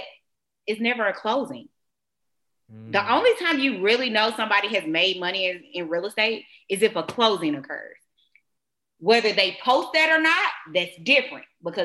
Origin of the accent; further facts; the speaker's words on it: Atlanta, Georgia, United States; I am from Atlanta